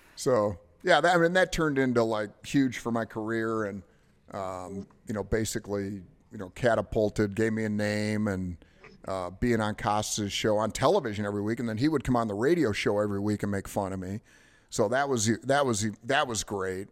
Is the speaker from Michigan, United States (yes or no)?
yes; Detroit, Michigan, United States; I'm from Detroit